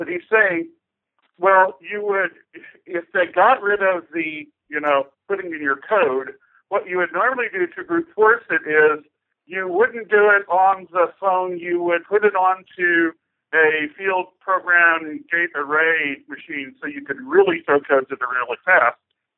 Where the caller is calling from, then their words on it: Kansas City, Missouri, United States; …, Kansas City, Missouri.